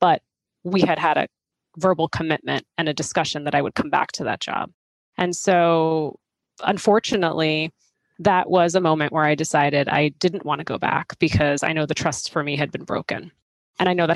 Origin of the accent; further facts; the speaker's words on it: outside of Boston, Massachusetts, United States; I grew up outside of Boston